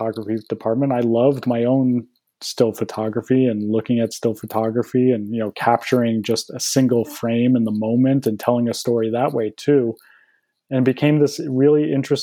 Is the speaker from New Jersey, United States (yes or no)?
yes; New Jersey, United States; moved away as an adult; also born or lived in Boston / California; I grew up in Jersey, went to school in Boston